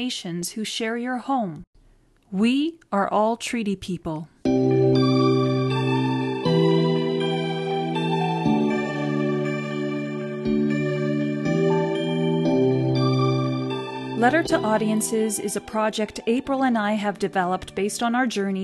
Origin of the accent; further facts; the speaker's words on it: Rio de Janeiro, Brazil; now in Edmonton, Canada; I was born in Rio de Janeiro, Brazil